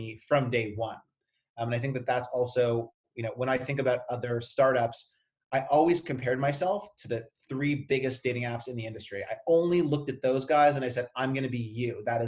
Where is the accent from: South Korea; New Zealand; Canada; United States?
Canada; I'm Canadian.